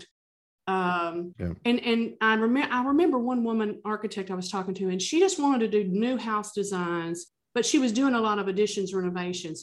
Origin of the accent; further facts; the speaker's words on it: the South, United States; I'm from the South